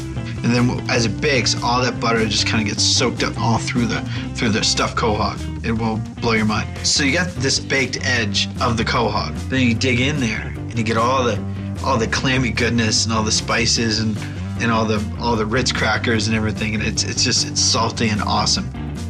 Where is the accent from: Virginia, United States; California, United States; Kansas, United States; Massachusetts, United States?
Massachusetts, United States; Sandwich; I grew up in Sandwich, Massachusetts, a little tiny town on the Cape. Imagine that. From a town called Sandwich.